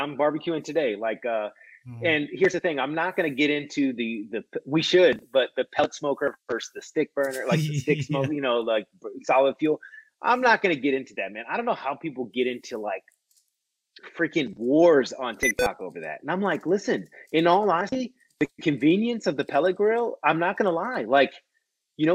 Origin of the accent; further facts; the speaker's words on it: United States; being an American